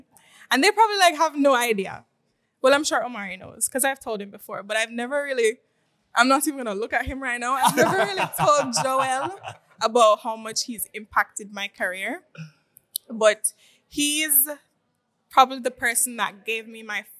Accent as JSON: {"language": "English", "town": "Montego Bay", "region": "Saint James", "country": "Jamaica", "moved": "yes", "lives_now": "Kingston, Jamaica", "said": "I'm not from here. I mean, Kingston. I'm originally from Montego Bay. And, again, I was forced to move here"}